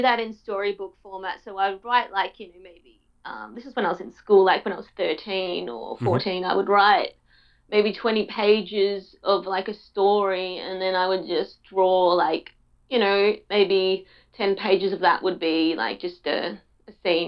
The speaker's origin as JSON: {"language": "English", "region": "Tasmania", "country": "Australia", "tie": "born or raised there", "said": "I grew up in Tasmania"}